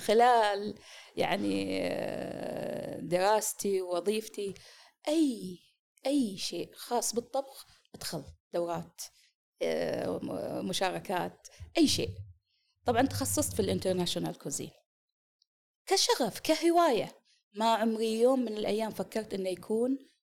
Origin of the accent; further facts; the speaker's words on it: Kuwait; moved away as an adult; now in Eastern Province, Saudi Arabia; انا والدتي من الكويت